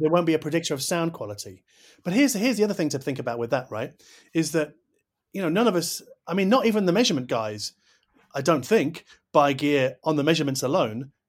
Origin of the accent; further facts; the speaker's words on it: United Kingdom; I'm too British